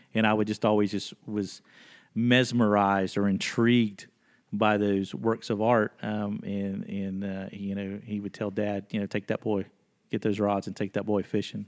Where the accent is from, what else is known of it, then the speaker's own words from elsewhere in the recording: Waynesville, North Carolina, United States; was born in, uh, Waynesville, Haywood County, uh, there October seventeenth of nineteen seventy. And, um, was very fortunate to have been born in this area of the world